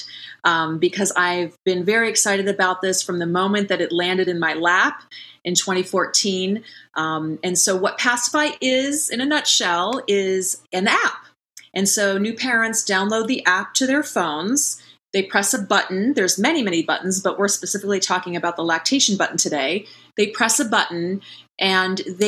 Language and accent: English; Columbus, Ohio, United States; moved away as an adult; also born or lived in Bexley, Ohio / Bloomington, Indiana / Chicago, Illinois; now in California, United States; I just grew up in Columbus, Ohio, even though I live in California now. So I'm a Midwestern girl